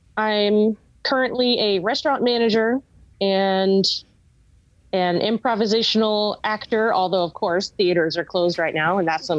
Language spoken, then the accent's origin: English; Federal Way, Washington, United States; I'm from Federal Way.